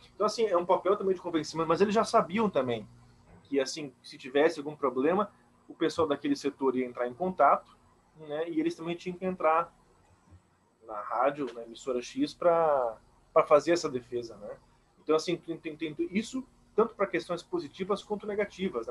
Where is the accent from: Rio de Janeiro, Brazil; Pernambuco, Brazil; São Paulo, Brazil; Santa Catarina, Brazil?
Santa Catarina, Brazil; Blumenau; Sou de Blumenau